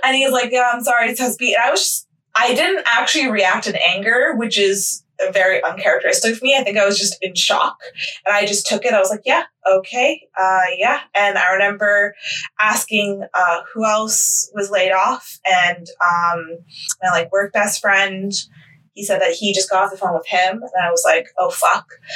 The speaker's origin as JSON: {"language": "English", "country": "United States", "said": "I'm American"}